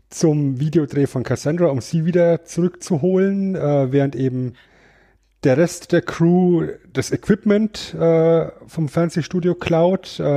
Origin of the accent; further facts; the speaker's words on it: Germany; ich bin Deutscher.